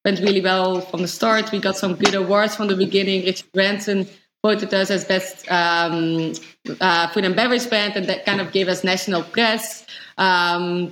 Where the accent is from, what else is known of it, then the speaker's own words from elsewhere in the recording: Netherlands; we are Dutch, hence name, Double Dutch. And we always kind of know, growing up in the Netherlands